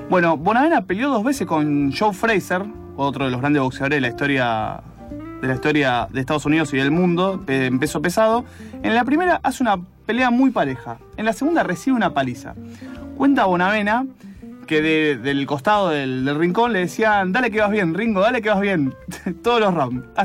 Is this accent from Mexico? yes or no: no; Argentina; Soy blanco y argentino.